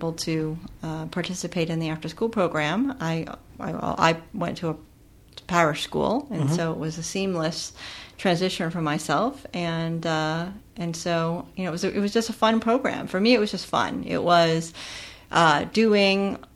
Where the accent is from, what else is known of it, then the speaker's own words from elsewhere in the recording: Pennsylvania, United States; I grew up in Pennsylvania in in a rural community